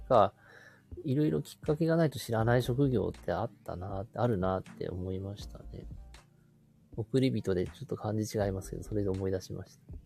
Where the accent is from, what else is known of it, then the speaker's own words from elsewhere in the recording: Sapporo, Hokkaido, Japan; 札幌市内の自分の地元